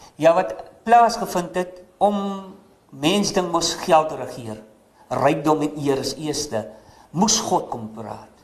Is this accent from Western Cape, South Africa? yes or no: yes; Paternoster, Western Cape, South Africa; moved away; Ek is gebore in die kant van Paternoster, Weskus klong